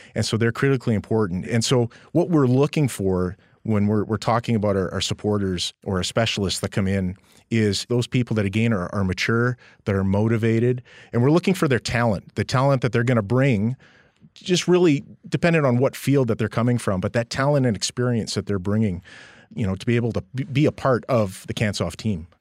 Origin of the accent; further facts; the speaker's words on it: Edmonton, Alberta, Canada; moved away; also born or lived in Calgary; I'm a Western boy, born and raised in Edmonton